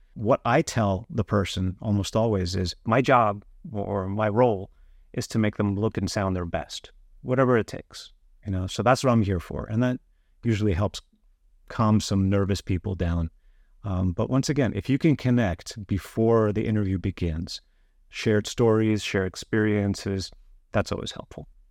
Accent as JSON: {"language": "English", "region": "New York", "country": "United States", "moved": "yes", "said": "I'm originally from New York"}